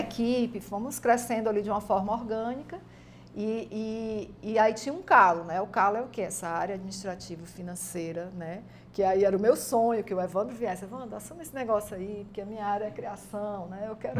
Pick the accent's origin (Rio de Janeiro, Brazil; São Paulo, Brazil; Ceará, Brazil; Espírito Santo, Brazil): Ceará, Brazil; os meus pais eram paraibanos, né? Casaram, uhum. vieram ah. morar aqui e aí eu nasci aqui no Ceará